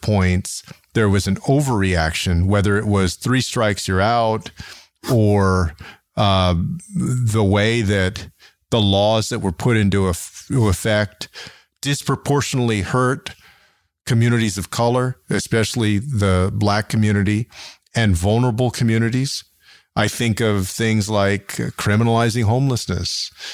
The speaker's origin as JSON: {"language": "English", "town": "San Antonio", "region": "Texas", "country": "United States", "tie": "born or raised there", "said": "my hometown of San Antonio"}